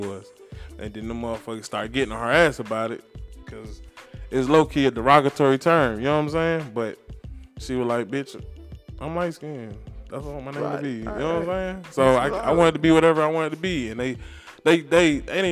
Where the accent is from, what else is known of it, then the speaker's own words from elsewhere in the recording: the South, United States; now in Atlanta, United States; I'm definitely from the South, but I'm not from ATL.